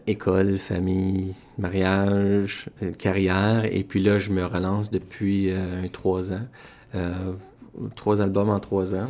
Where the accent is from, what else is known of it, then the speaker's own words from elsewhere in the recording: Sudbury, Ontario, Canada; je suis originaire de Sudbury, Ontario